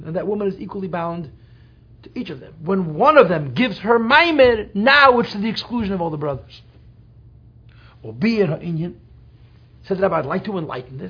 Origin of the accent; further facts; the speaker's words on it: New York City, New York, United States; I grew up in Crown Heights, full of Hungarian Jews.